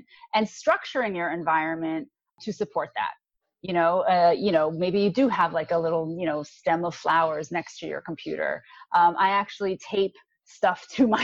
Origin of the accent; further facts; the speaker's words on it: New York, United States; I am from New York